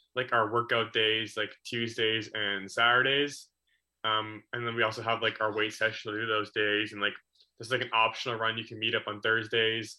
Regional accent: Coquitlam, British Columbia, Canada; in my hometown of Coquitlam

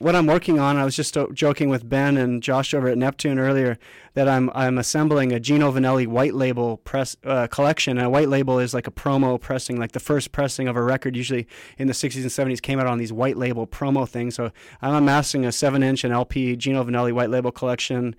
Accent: Vancouver, British Columbia, Canada; I'm from Vancouver.

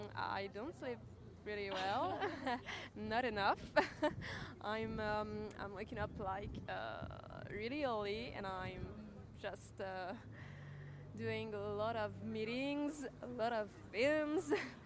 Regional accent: Paris, Île-de-France, France; I'm coming from Paris.

